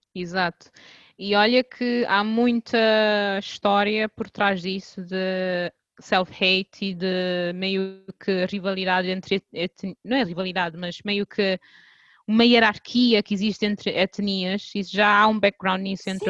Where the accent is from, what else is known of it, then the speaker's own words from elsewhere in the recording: Cape Verde; sou, sou cabo-verdiana